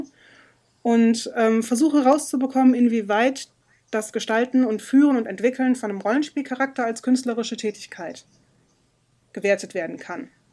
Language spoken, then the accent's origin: German; Germany; Bei uns in Deutschland